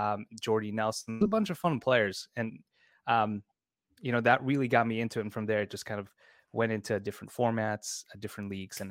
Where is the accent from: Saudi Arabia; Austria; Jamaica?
Austria; So I grew up in Austria. That's where I was, where I've lived most of my life. My parents moved there a long time ago, and I was essentially there for most of my life.